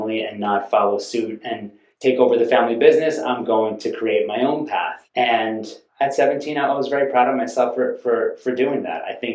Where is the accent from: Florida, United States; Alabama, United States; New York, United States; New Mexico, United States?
New York, United States; Westchester; I grew up in Westchester, New York